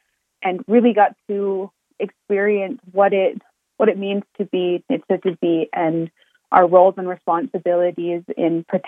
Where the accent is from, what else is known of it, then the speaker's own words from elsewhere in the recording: Blood Reserve, Alberta, Canada; now in Calgary, Canada; I grew up on the Blood Reserve and kind of did some of my schooling off reserve in the city of Calgary here.